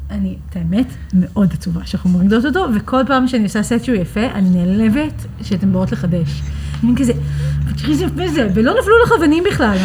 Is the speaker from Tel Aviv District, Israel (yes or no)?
yes; Tel Aviv, Tel Aviv District, Israel; also born or lived in New York; נולדתי בניו יורק, גדלתי בתל אביב, עלינו כשהייתי בת עשר. אה, ובגדול מגיל עשר אני תל אביבית לכל דבר.